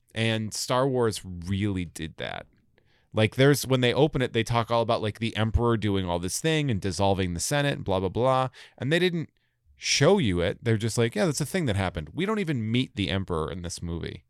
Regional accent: Sturbridge, Massachusetts, United States; also born or lived in Worcester, Massachusetts; I'm from, from Old Sturbridge Village, essentially. So I'm from, like, this little farm area out there

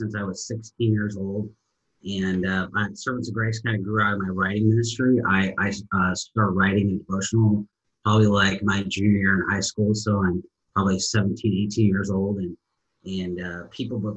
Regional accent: Edmonds, Washington, United States; moved away as an adult; also born or lived in Boise, Idaho; now in Los Angeles area, United States; I'm from originally born in Seattle. And I was originally born, if anybody knows where Edmonds is in Seattle, it's north of Seattle.

